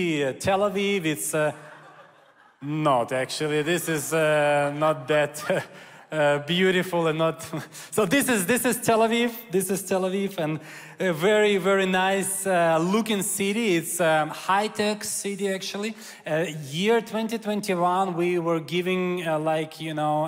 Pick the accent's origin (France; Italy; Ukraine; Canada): Ukraine; Kyiv; I'm Ukrainian Jew, so I was born in Ukraine in Kyiv.